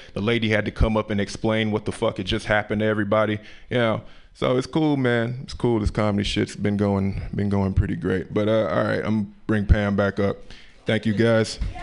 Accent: Memphis, Tennessee, United States; moved away; I'm from the South, Memphis, Tennessee, Memphis, Tennessee originally

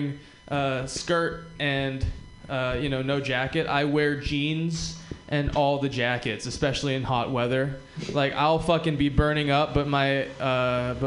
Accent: Hawaii, United States; I'm also from Hawaii and I'm Japanese

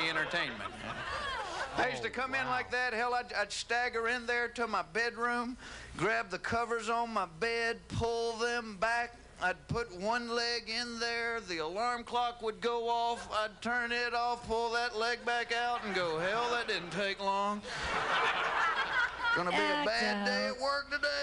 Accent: the South, Southern United States, United States; accent: Southern; I am from the South.

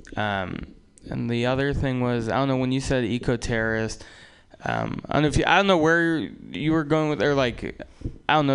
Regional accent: Russia; now in United States; I wasn't uh, born in America. I was born in Russia

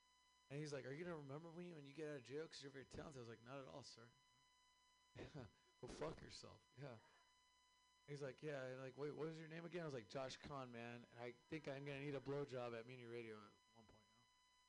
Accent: Seattle, Washington, United States; I'm an educated man. I come from Seattle.

